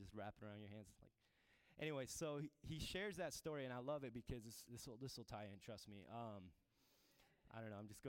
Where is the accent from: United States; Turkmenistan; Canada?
Turkmenistan; moved away; I'm from the Middle East, Turkmenistan.